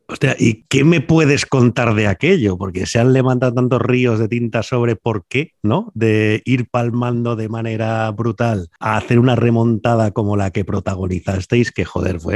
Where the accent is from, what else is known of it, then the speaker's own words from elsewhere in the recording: Valencia, Valencian Community, Spain; yo soy de aquí de Valencia